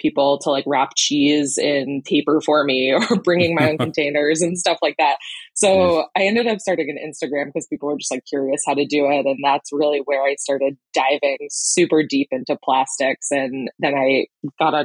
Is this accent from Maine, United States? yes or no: yes; Camden, Maine, United States; moved away as an adult; also born or lived in Boston / Wyoming; I grew up in the Mid-Coast in Camden and was lucky enough to have a boat growing up